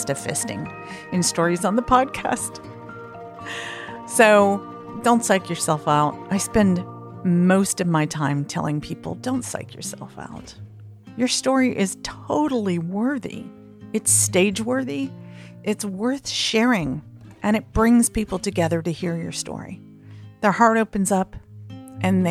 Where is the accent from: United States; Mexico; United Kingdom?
United States; the American South; accent: southern; as a Southerner